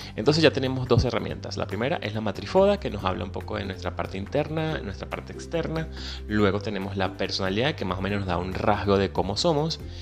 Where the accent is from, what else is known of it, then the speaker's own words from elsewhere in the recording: Venezuela; moved away; soy venezolano, emigrante